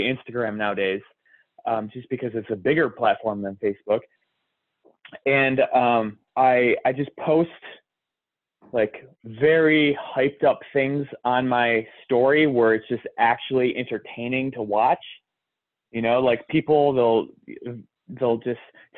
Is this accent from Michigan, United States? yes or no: yes; Detroit, Michigan, United States; I'm from Detroit